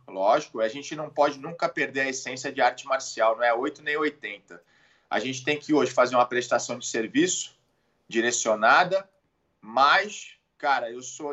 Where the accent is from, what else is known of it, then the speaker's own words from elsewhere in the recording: Santos, São Paulo, Brazil; also born or lived in Jupiter, Florida; sou de Santos, nascido em Santos